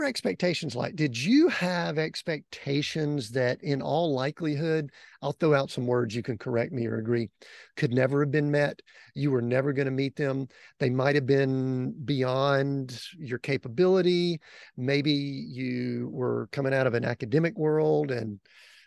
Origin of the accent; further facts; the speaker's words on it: outside of Atlanta, Georgia, United States; high school and school growing up outside of Atlanta